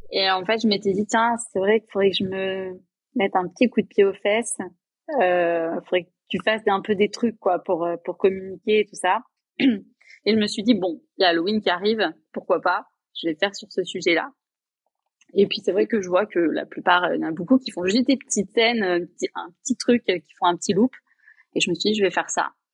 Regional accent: Limoges, Nouvelle-Aquitaine, France; moved away as an adult; also born or lived in Toulouse / Paris; je suis rentrée chez moi, à Limoges

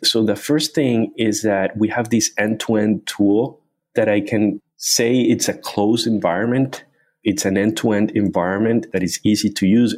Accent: Cartagena, Bolívar, Colombia; moved away as an adult; also born or lived in Chicago, United States; I was born in a small city in Colombia called Cartagena. Uh, it's a tourist town

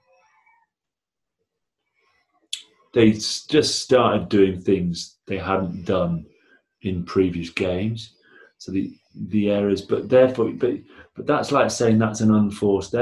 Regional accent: Blackburn, North West England, United Kingdom; I'm from Blackburn

